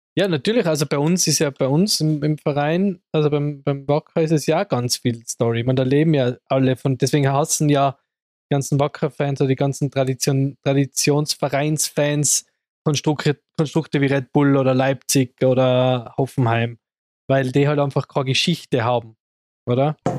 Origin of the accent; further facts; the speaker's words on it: Innsbruck, Tyrol, Austria; bei uns in Innsbruck